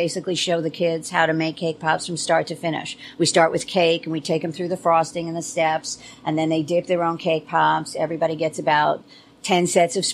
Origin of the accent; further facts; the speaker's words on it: New York, United States; moved away as an adult; now in Maryland, United States; I'm a New Yorker.